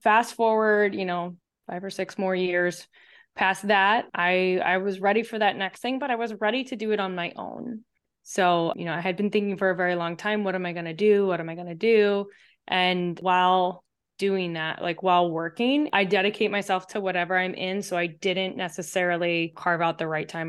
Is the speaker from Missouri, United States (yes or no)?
yes; St. Louis, Missouri, United States; moved away as an adult; also born or lived in Chapel Hill, North Carolina; now in Chicago, United States; I grew up in Saint Louis.